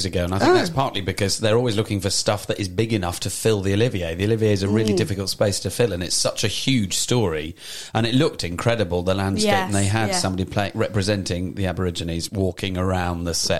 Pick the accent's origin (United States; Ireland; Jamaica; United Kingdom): United Kingdom; as a Brit